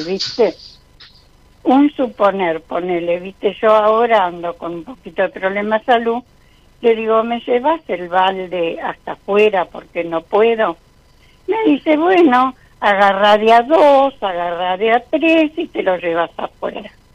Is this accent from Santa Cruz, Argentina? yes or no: no; Isidro Casanova, Buenos Aires Province, Argentina; De Isidro Casanova